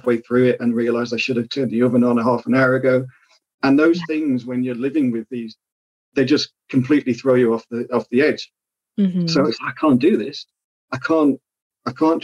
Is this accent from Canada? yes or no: no; Isle of Man; moved away; I grew up in the Isle of Man